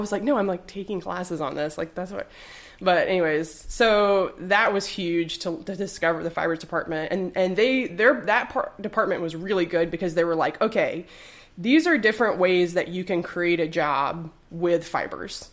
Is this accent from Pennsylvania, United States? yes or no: no; Durham, North Carolina, United States; moved away as an adult; now in Greensboro, United States; I'm like a at least like a fourth generation Durhamite. My great grandfather started a plumbing business there that my dad still runs, so all my family is